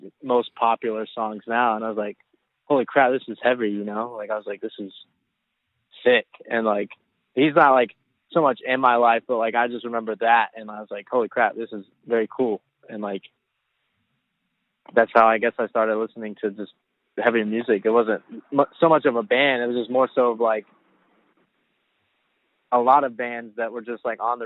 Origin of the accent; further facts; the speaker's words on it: North Carolina, United States; I'm actually from North Carolina.